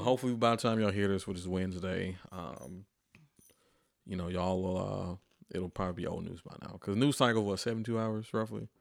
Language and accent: English; Atlanta, Georgia, United States; moved away as an adult; also born or lived in Fort Collins, Colorado; now in Nashville, United States; I'm from Atlanta